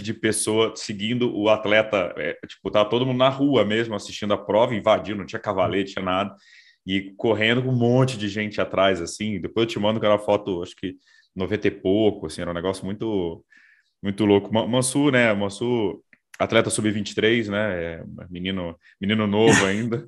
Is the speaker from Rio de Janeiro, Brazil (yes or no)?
no; Brasília, Federal District, Brazil; sou de Brasília